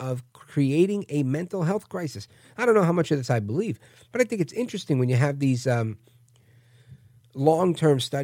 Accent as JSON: {"language": "English", "town": "New York City", "region": "New York", "country": "United States", "tie": "born or raised there", "moved": "yes", "lives_now": "New Jersey, United States", "said": "I grew up in Brooklyn, moved to Jersey, right next door to the beautiful city of brotherly love"}